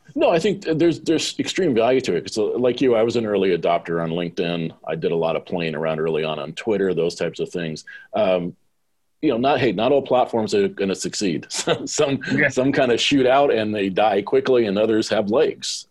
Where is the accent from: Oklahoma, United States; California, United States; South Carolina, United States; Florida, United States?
California, United States; Southern; moved away as an adult; also born or lived in Sydney, Australia; I was a guy from Southern California